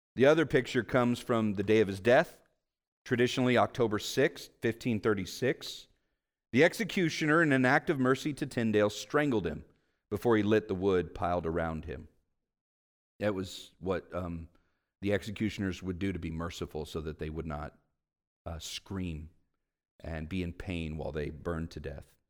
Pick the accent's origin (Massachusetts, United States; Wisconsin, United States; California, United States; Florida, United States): California, United States; Vallejo; I grew up in Vallejo